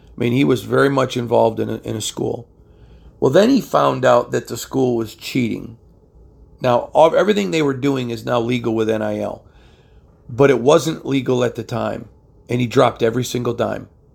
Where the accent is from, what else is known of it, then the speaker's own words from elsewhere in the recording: Michigan, United States; growing up in Michigan